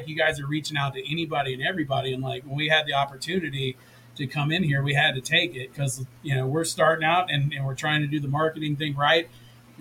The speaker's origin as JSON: {"language": "English", "town": "Tallahassee", "region": "Florida", "country": "United States", "tie": "born or raised there", "said": "I'm born and inbred in Tallahassee."}